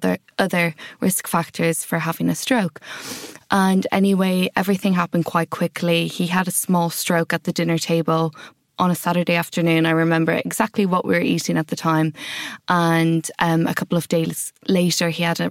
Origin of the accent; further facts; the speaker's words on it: Ireland; moved away as an adult; also born or lived in Wales; now in London, United Kingdom; if you haven't picked up from my accent already, I grew up in Ireland